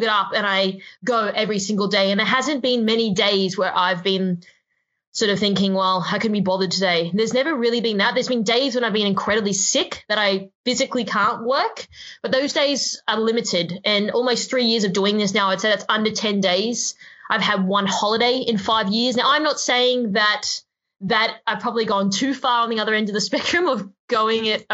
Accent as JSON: {"language": "English", "region": "Queensland", "country": "Australia", "tie": "born or raised there", "moved": "as an adult", "lives_now": "Sydney, Australia", "said": "I grew up in Queensland."}